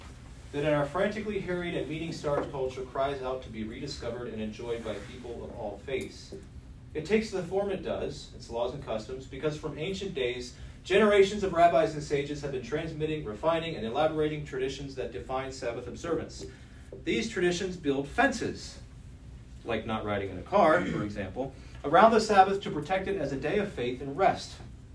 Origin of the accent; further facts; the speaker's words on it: Stamford, Connecticut, United States; Whether I'm spending Shabbat in Washington, D.C., or in my hometown of Stamford, Connecticut